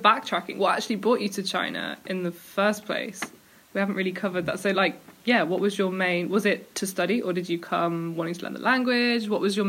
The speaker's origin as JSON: {"language": "English", "country": "United Kingdom", "said": "As a Brit"}